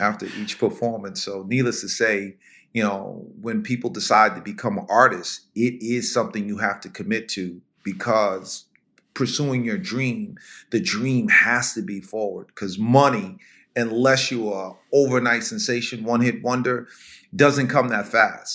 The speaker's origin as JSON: {"language": "English", "town": "Valhalla", "region": "New York", "country": "United States", "tie": "born or raised there", "also_born_or_lived": "White Plains, New York", "moved": "yes", "lives_now": "New Jersey, United States", "said": "I'm born and raised in White Plains, New York. Actually, Valhalla"}